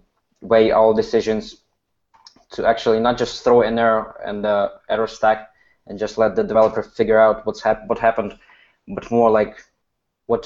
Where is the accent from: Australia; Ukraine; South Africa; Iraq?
Ukraine; I'm from Ukraine